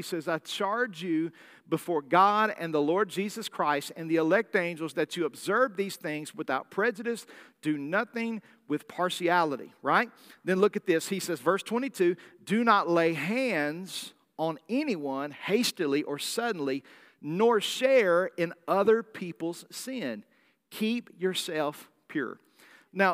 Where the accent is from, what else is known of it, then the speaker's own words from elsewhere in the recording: the South, United States; I'm from the South. I'm from the deep South. We don't like tea unless it tastes like pancake syrup.